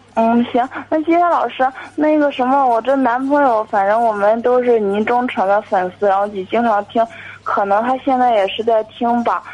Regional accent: Jinan, Shandong, China; 我是济南的

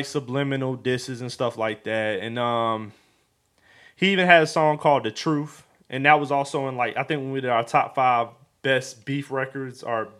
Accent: Atlanta, Georgia, United States; I'm from Atlanta.

